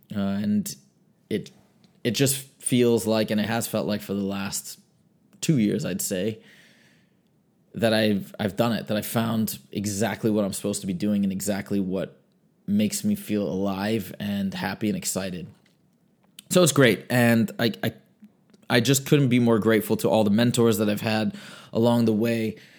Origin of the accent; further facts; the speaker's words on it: Michigan, United States; I grew up in Michigan.